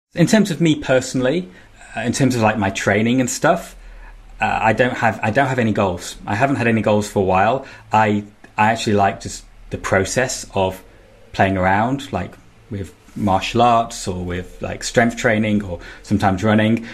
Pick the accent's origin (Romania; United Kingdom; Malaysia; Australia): United Kingdom; Manchester, North West England; I'm from Manchester